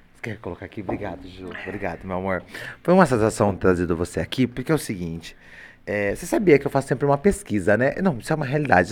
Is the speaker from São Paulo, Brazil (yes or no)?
yes; Limeira, São Paulo, Brazil; eu sou da cidade de Limeira